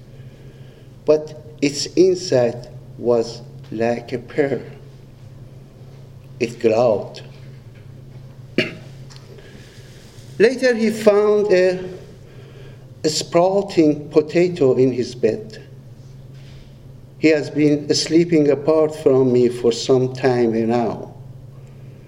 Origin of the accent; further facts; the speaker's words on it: Iran; we Iranians